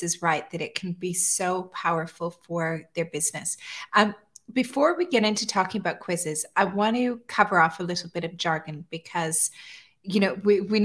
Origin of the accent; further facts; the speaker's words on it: Calgary, Alberta, Canada; moved away as an adult; now in Dubai, United Arab Emirates; I grew up in Alberta. I grew up in Calgary, which is just south of Edmonton.